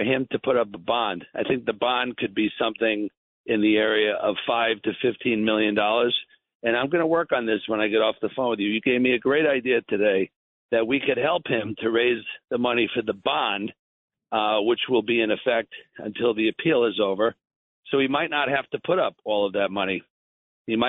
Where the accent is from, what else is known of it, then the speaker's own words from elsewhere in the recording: New York, United States; I'm from New York. I'm a New York boy, you know, homegrown.